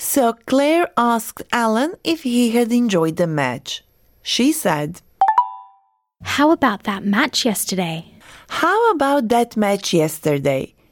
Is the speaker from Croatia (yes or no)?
yes; Croatia; now in Australia; watching the soccer team from my birth country compete at FIFA World Cup